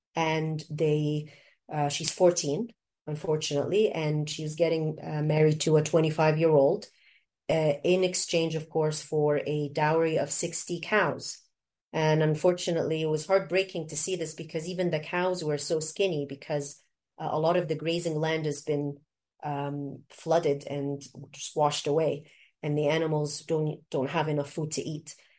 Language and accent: English; Canada; also born or lived in Egypt; now in South Sudan; growing up in Canada and also in Egypt